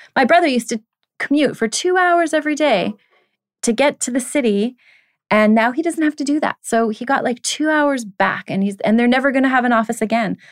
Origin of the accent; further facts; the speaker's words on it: Canada; being that I am a Canadian